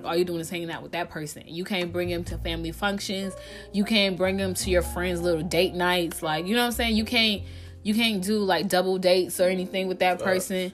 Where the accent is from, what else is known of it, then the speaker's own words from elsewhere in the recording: Georgia, United States; moved away; also born or lived in Montgomery County, Maryland; I grew up in Maryland, but I was raised in Georgia